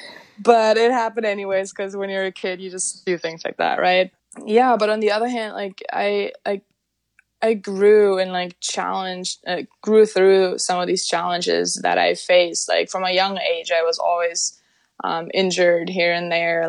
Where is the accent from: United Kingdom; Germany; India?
Germany; moved away as an adult; now in Sweden; I was born and raised in Germany.